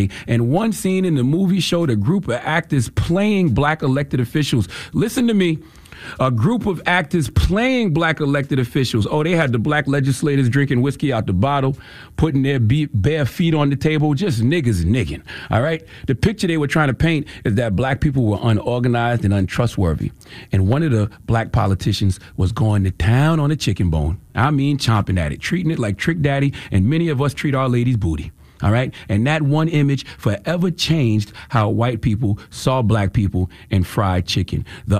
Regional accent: Moncks Corner, South Carolina, United States; All right, I'm from the South, South Carolina all day. Monk's Corner, what's happening? I was out there with my grandma chasing the chicken.

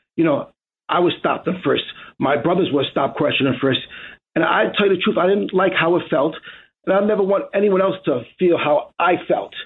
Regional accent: New York City, New York, United States; as a kid growing up in the Bronx as a teenager in the 80s

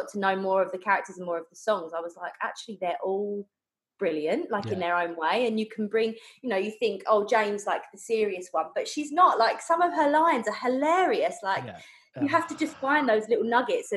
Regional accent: Essex, East of England, United Kingdom; I'm from Essex in the UK

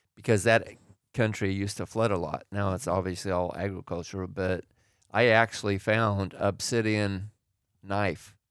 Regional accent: Oregon, United States; now in California, United States; I grew up in Oregon

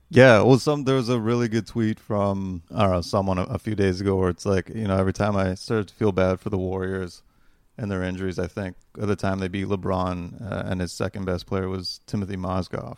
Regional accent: Toronto, Ontario, Canada; we're from Toronto

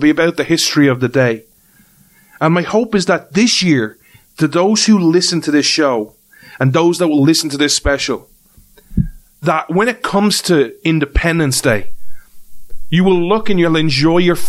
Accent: Ireland; as an Irishman, as an outsider

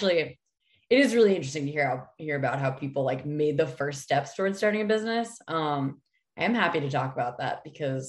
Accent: New Hampshire, United States; moved away as an adult; now in Los Angeles, United States; I'm from New Hampshire. I was raised in the woods

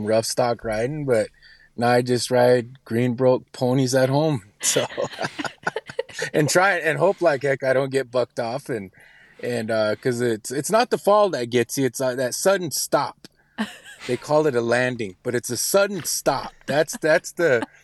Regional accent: Pine Ridge Indian Reservation, South Dakota, United States; I was born and raised on a Pine Ridge Indian Reservation in South Dakota

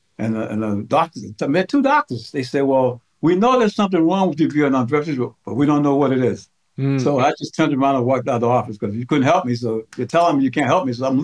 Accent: Boston, Massachusetts, United States; also born or lived in the Southern United States; We grew up in Roxbury, Dorchester, part of Boston

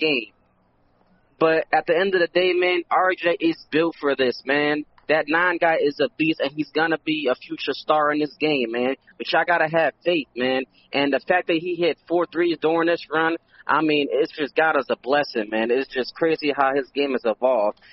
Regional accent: Philadelphia, Pennsylvania, United States; I'm from Philly

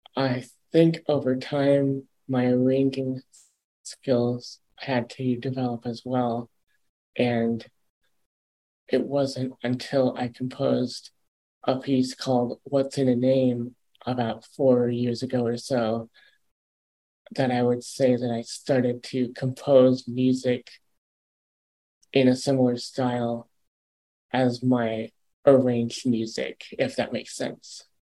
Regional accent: Ann Arbor, Michigan, United States; my own what's called a Part 15 radio station in my hometown of Ann Arbor

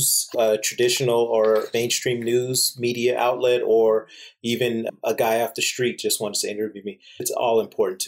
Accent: Torrance, California, United States; I was born here in California

